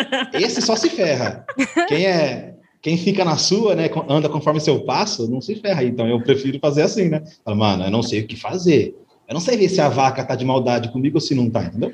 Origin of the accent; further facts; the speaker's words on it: Assis, São Paulo, Brazil; nasci em São Paulo, Zona Norte. Minha família é toda de lá, minha pequena família é toda de lá e vim para o interior é muito novo, por causa de separação dos pais